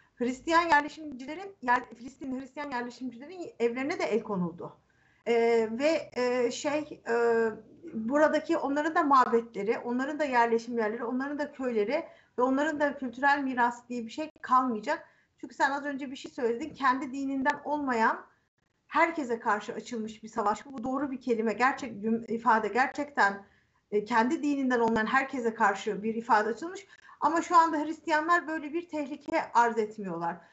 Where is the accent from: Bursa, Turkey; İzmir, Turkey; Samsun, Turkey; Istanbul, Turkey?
Istanbul, Turkey; Aynı sokakta büyümüşüz